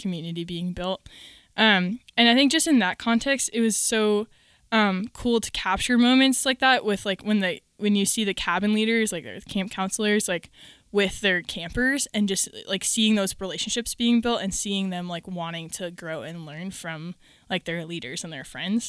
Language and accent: English; Minnesota, United States; moved away as an adult; now in Virginia, United States; I grew up in Minnesota primarily, and I have lived there my whole life, and then the Lord called me to Virginia to go to school at Liberty